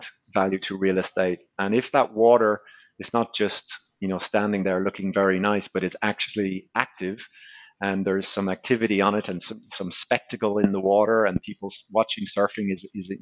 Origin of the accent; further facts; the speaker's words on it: Ireland; I am Irish